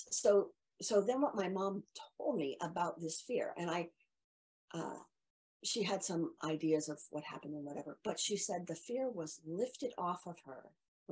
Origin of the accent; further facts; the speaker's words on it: Midwest, United States; I grew up in the Midwest